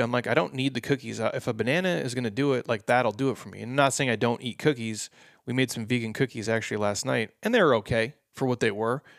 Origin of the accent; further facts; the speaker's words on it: Midwest, United States; I grew up in the Midwest